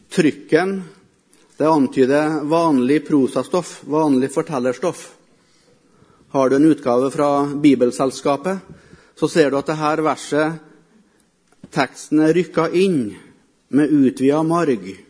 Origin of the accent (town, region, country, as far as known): Melhus, Trøndelag, Norway; also born or lived in Africa